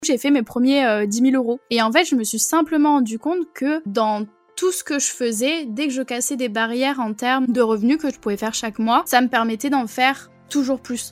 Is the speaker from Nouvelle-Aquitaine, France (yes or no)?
yes; Bordeaux, Nouvelle-Aquitaine, France; moi, je viens de Bordeaux